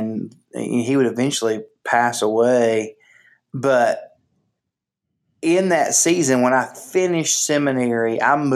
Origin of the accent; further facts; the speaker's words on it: Chattanooga, Tennessee, United States; now in Houston, United States; I'm originally from Chattanooga, Tennessee, and I went to church there